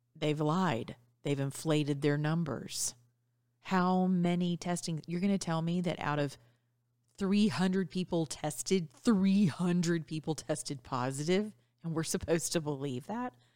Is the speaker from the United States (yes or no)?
yes; the South, United States; also born or lived in Georgia; as we say in the South